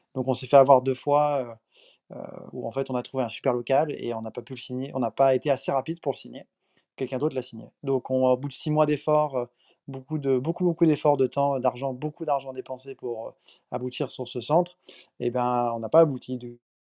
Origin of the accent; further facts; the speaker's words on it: France; also born or lived in Paris / Miami; je suis un Français, 29 ans à Paris